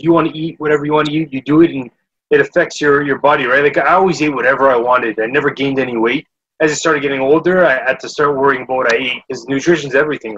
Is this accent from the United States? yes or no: no; Canada; being a Canadian